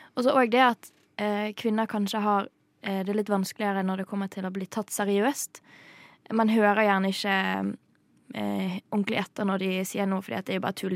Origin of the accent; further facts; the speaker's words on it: Bergen, Vestland, Norway; Jeg vokste opp i Bergen.